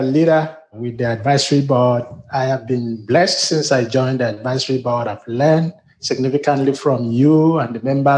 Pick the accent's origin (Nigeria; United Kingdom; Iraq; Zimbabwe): Nigeria; moved away as an adult; also born or lived in Africa; now in United States; As you can see from my accent, I'm a Nigerian-born American.